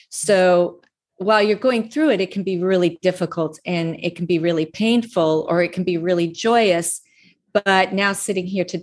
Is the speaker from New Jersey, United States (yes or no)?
no; Laramie, Wyoming, United States; also born or lived in North Platte, Nebraska / Steamboat / Minneapolis, Minnesota; I was born in North Platte, Nebraska. I grew up in Laramie, Wyoming, and Steamboat and Minneapolis, Minnesota. I've lived in about 10 different states.